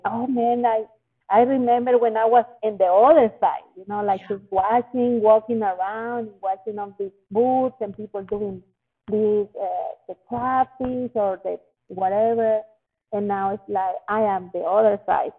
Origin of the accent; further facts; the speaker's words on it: Monterrey, Nuevo León, Mexico; moved away; my hometown Monterrey in Mexico